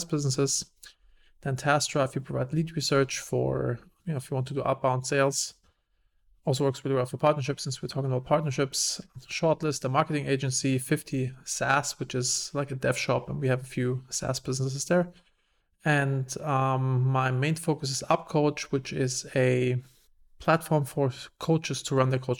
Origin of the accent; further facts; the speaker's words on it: Germany; moved away as an adult; also born or lived in Wiesbaden, Germany / United States; I'm originally from Germany.